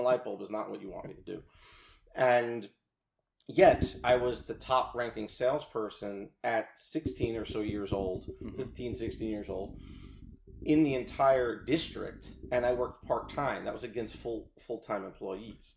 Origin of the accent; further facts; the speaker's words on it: Rockland County, New York, United States; also born or lived in New City, New York / Haverstraw, New York; I grew up in Rockland County, right across the uh, border there, and into New York